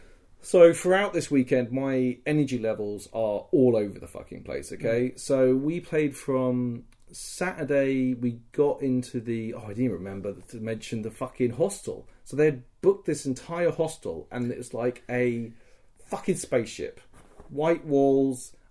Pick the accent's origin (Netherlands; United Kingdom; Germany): United Kingdom; I'm British